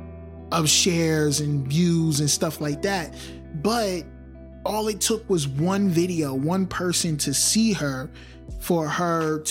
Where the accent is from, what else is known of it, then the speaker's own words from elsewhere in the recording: Newark, New Jersey, United States; I'm from Newark, New Jersey